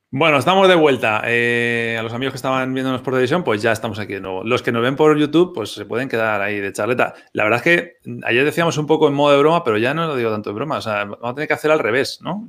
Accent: Spain; los que somos de España

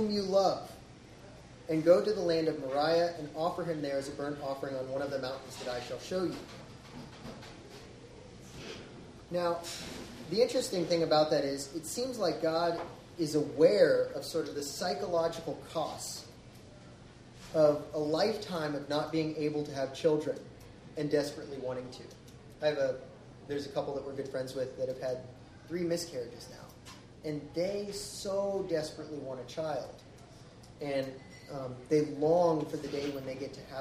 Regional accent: the South, United States; I grew up in the South.

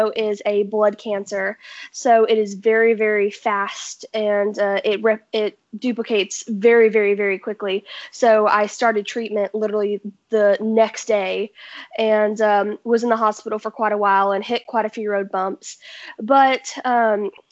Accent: Nashville, Tennessee, United States; I am a 16-year-old singer-songwriter born and raised in Nashville, Tennessee.

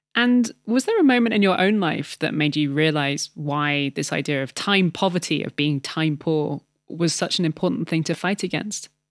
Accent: United Kingdom; When we were growing up in Britain

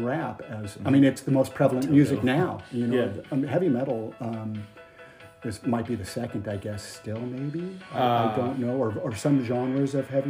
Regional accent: Las Vegas, Nevada, United States; because I'm from Las Vegas, and I worked graveyard.

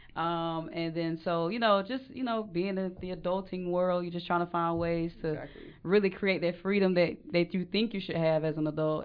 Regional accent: Mableton, Georgia, United States; now in Atlanta, United States; I grew up in Atlanta. Well, on the sub- suburbs of Mableton, Georgia

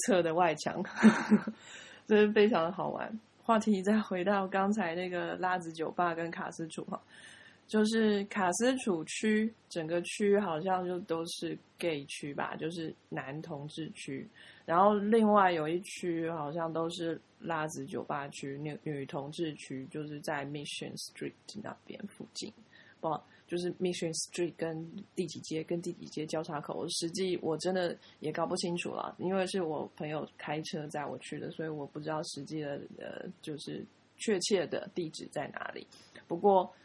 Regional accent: Taiwan; 我们是台湾人

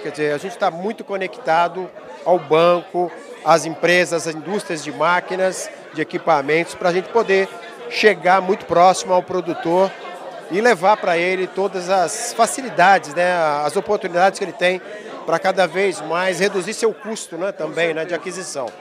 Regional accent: São João da Boa Vista, São Paulo, Brazil; eu sou de São João da Boa Vista, quase próximo.

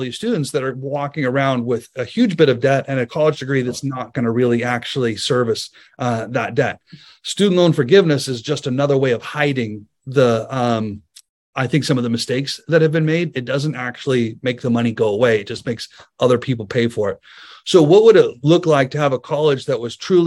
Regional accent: United States; as an American

